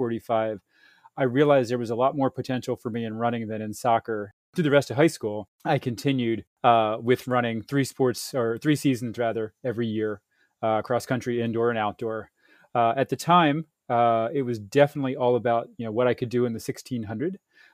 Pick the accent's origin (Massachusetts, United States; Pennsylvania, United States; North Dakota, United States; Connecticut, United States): Pennsylvania, United States; Upper Darby; I grew up in a place called Upper Darby, Pennsylvania. It's just outside of Philadelphia